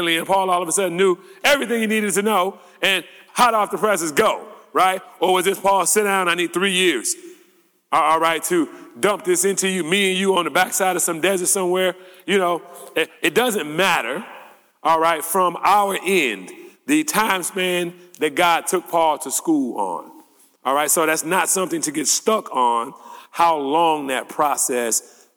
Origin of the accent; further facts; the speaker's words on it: United States; also born or lived in Detroit; As American Christians